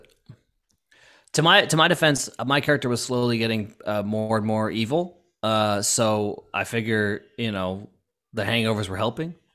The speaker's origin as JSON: {"language": "English", "region": "Florida", "country": "United States", "tie": "born or raised there", "said": "I grew up in Florida and I went to Halloween Horror Nights all the time"}